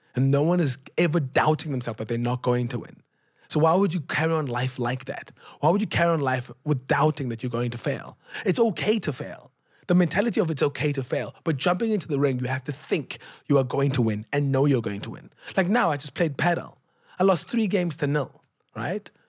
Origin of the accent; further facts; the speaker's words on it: Cape Town, Western Cape, South Africa; I grew up in Gugulethu